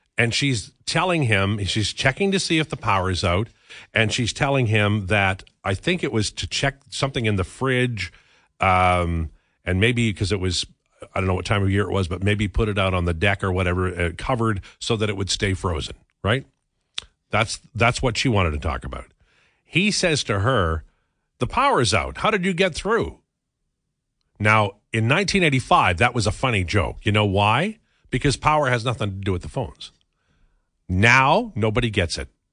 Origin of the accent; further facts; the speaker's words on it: Saskatchewan, Canada; moved away; also born or lived in Red Deer; Growing up in Saskatchewan